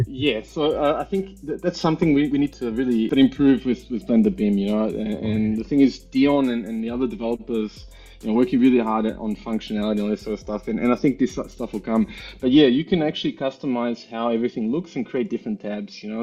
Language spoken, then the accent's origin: English; Melbourne, Victoria, Australia; moved away as an adult; also born or lived in New Zealand / Germany; now in Vienna, Austria; I grew up in Melbourne, in Australia.